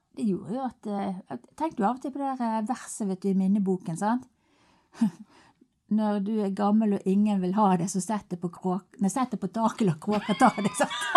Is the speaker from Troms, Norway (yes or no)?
no; Finse, Vestland, Norway; now in Bergen, Norway; Jeg kom jo fra Finse opprinnelig, da. Og der oppe på på fjellet, der var jo livet enkelt